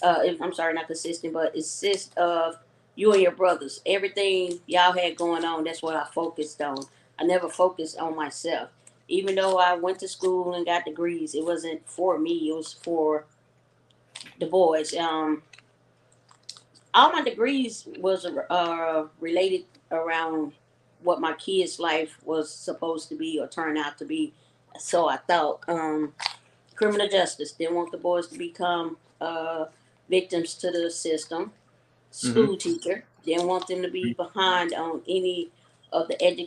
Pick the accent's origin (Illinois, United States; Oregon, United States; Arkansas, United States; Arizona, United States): Arkansas, United States; Little Rock; I'm from Little Rock, Arkansas